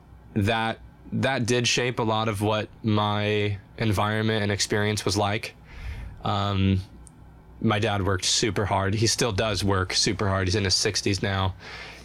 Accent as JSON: {"language": "English", "town": "Phoenix", "region": "Arizona", "country": "United States", "tie": "born or raised there", "also_born_or_lived": "Tempe, Arizona", "moved": "as an adult", "lives_now": "Nashville, United States", "said": "I'm the fourth of five kids, and we grew up in the Phoenix area"}